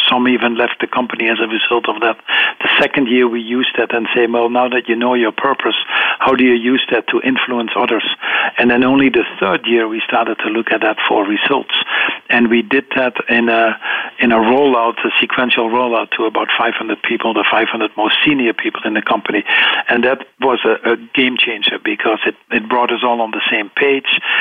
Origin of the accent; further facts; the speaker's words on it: eastern Netherlands, Netherlands; I grew up in the Netherlands, on the uh, eastern part of the Netherlands